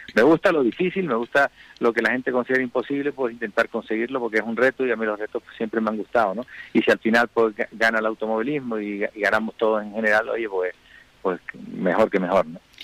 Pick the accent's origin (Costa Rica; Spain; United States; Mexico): Spain; Canary Islands